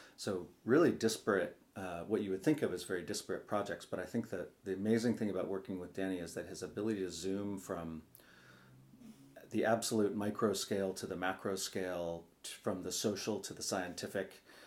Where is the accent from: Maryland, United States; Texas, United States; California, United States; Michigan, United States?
California, United States; Sausalito; I grew up on the Sausalito waterfront in a junkyard um, that we moved into when I was seven